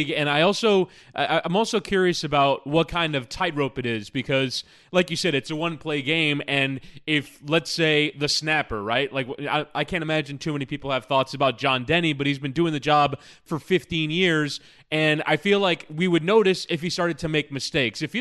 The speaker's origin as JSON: {"language": "English", "region": "the Carolinas", "country": "United States", "said": "I'm from the Carolinas."}